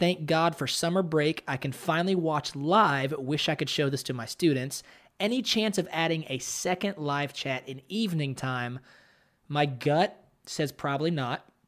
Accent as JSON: {"language": "English", "country": "United States", "moved": "yes", "said": "I'm an American"}